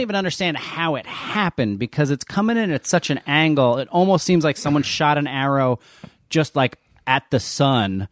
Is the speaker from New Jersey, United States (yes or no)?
yes; New Jersey, United States; I'm from New Jersey